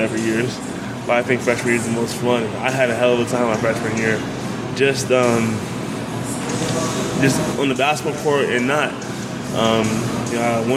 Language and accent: English; Los Angeles, California, United States; born or raised there; moved away